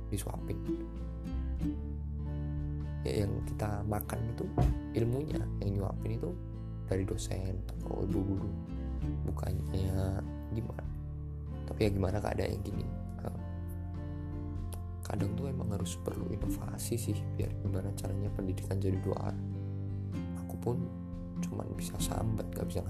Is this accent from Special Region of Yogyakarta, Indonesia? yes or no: no; Surakarta, Central Java, Indonesia; ya walaupun ini udah PPKM level 3 ya aku orang Solo.